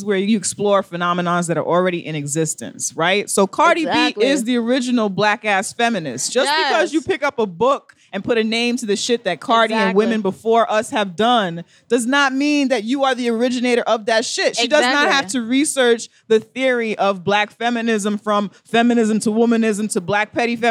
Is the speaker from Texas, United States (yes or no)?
no; New York City, New York, United States; We're from the Bronx